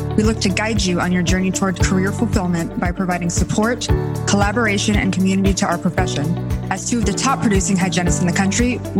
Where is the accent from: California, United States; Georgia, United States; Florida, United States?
Florida, United States; South; I live in South Florida and I'm born and raised in South Florida.